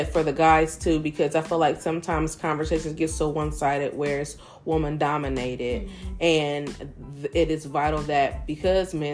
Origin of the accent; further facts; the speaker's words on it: Ohio, United States; I'm really from Ohio.